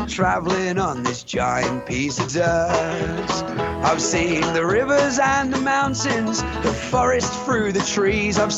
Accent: East of England, United Kingdom; He can't quite place my accent and he asks asks me where I'm from. Like many before, he thinks that I'm Australian. I tell him I'm from England, from Essex to be precise.

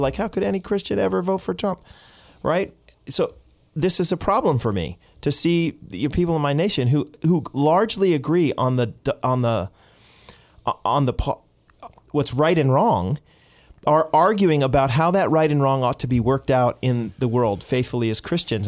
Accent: United States; now in Canada; as an American

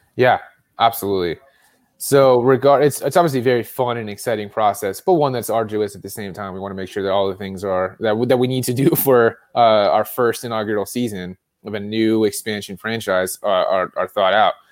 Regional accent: California, United States; now in Colorado, United States; being in Colorado, I'm from California

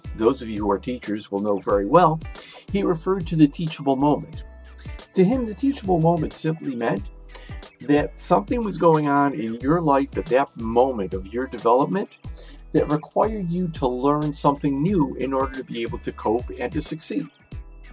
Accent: Chicago, Illinois, United States; University of Chicago, my hometown

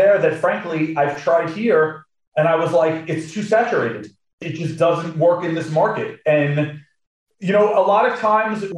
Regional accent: United States; an American

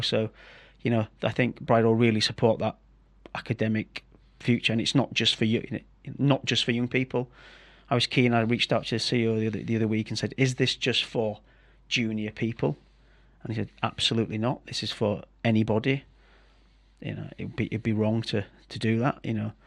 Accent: Yorkshire and the Humber, United Kingdom; I'm the thicket from Yorkshire

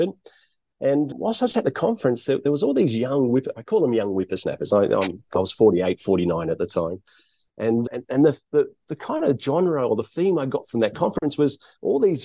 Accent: Blacktown, New South Wales, Australia; moved away as an adult; now in Thailand; Born and bred in Sydney, born and bred in a place called Blacktown, which is kind of about an hour out of Sydney.

